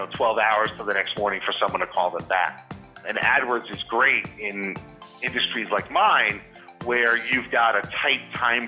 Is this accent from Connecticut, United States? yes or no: yes; Connecticut, United States; also born or lived in Scranton, Pennsylvania; grew up in Connecticut, went to college out in Scranton, Pennsylvania, moved back home